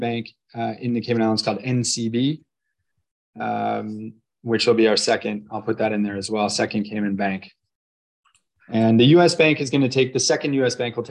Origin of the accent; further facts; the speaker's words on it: Canada; I'm Canadian